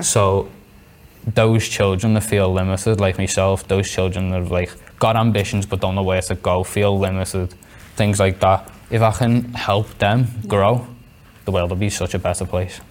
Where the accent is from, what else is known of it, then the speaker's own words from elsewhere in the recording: Liverpool, North West England, United Kingdom; I'm 16 from Liverpool